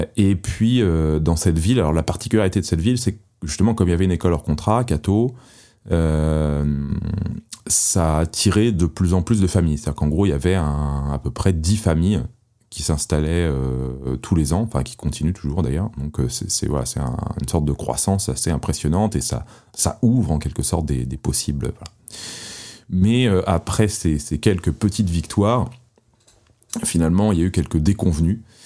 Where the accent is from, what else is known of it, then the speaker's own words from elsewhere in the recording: Paris, Île-de-France, France; moved away as an adult; j'étais parisien et je n'avais jamais conçu de quitter Paris. C'était une ville que j'aimais énormément, à laquelle j'étais très attaché, euh, pour son architecture, pour ses musées, pour les souvenirs tout simplement euh, que, de mon enfance euh, à Paris